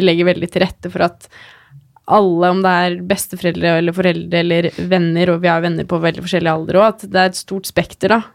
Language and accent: Norwegian; Geilo, Buskerud, Norway; jeg er fra Geilo